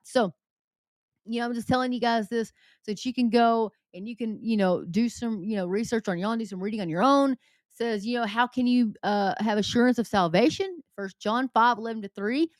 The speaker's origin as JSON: {"language": "English", "area": "the South", "region": "Southern United States", "country": "United States", "accent": "southern", "said": "my southern accent"}